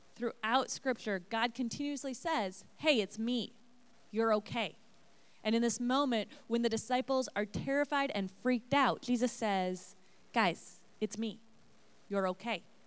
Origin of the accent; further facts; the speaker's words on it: Portland, Oregon, United States; moved away as an adult; now in Illinois, United States; I grew up out west in Portland area and moved to Illinois almost nine years ago